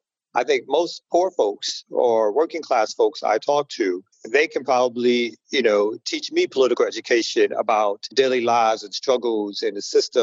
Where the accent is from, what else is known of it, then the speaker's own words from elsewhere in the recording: New York City, New York, United States; moved away as an adult; now in Atlanta, United States; originally I'm from Brooklyn